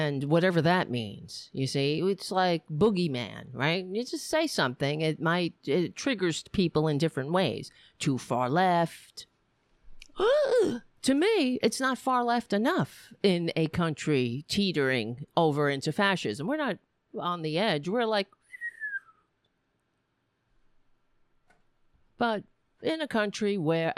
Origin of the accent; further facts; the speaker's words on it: United States; I'm an American. I live in this fucking country